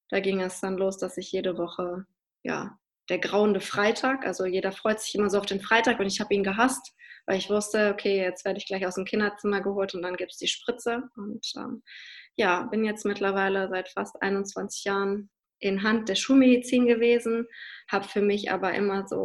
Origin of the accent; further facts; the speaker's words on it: Hannover, Lower Saxony, Germany; ich komme halt aus Hannover bin da ja bis zum 18. Lebensjahr betreut worden